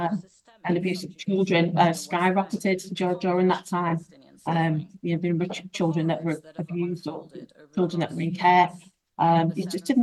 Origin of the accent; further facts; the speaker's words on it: Birkenhead, North West England, United Kingdom; accent: Scouse; I am from Birkenhead